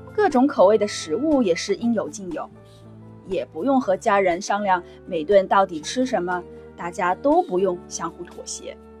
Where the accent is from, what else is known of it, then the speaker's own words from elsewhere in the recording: Yangtze River area, China; moved away as an adult; now in Singapore; 我的家乡是在长江边上的